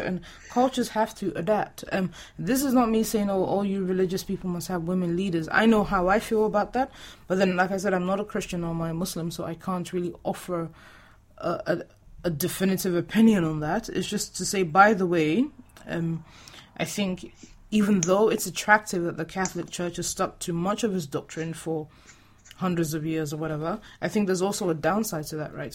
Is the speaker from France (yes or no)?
no; Nigeria; moved away; we're both Nigerian